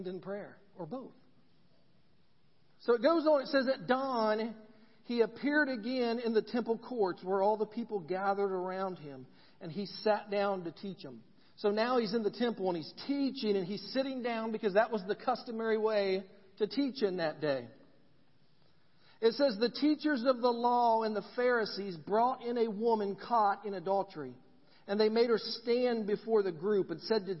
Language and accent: English; Ridgeville, Indiana, United States; growing up in Randolph County, a little town called Ridgeville